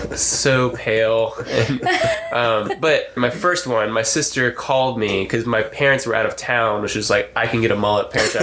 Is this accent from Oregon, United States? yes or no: no; Roanoke, Virginia, United States; also born or lived in Alabama; Yeah, I grew up in Alabama first 8 years of my life and then moved to Roanoke, Virginia.